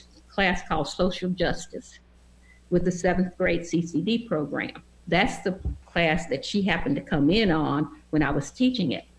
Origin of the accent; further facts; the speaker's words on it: Franklin, Tennessee, United States; I was born in Franklin, which is about 14 miles south of Nashville.